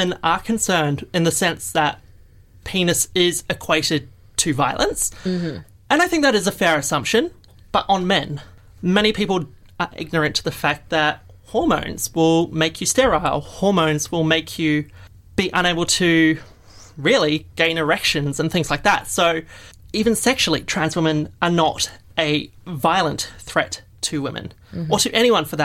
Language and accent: English; New Zealand; now in Australia; I come from New Zealand